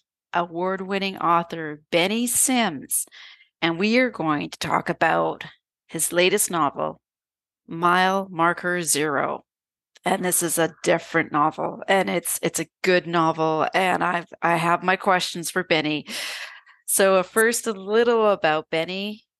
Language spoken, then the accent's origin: English; Canada; okay, I'm a Canadian, I'm in British Columbia on Vancouver Island